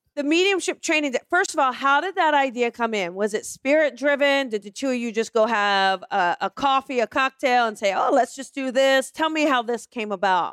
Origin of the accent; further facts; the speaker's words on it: East Coast, United States; I'm from the East Coast